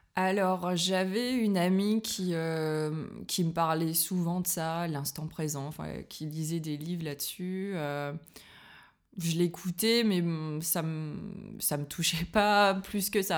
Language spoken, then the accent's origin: French; Liévin, Hauts-de-France, France; moved away as an adult; now in Berlin, Germany; je suis française, je viens du nord de la France.